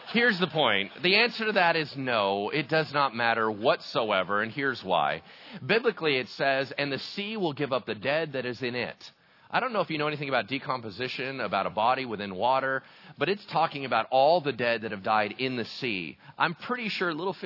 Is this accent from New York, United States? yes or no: no; El Dorado Hills, California, United States; I grew up in El Dorado Hills, right, which is like oak central